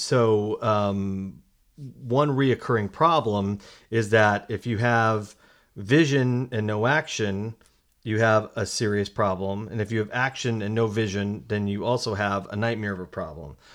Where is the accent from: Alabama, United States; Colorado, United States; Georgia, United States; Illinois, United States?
Colorado, United States; moved away; I'm from Colorado originally